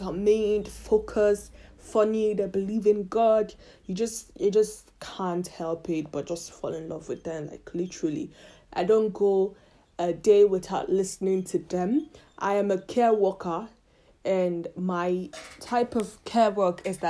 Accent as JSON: {"language": "English", "country": "Italy", "tie": "born or raised there", "also_born_or_lived": "Nigeria", "moved": "as an adult", "lives_now": "United Kingdom", "said": "I was born in Nigeria, but I left Nigeria very young. I think I was 7 or 8 years old when I left Nigeria for Italy."}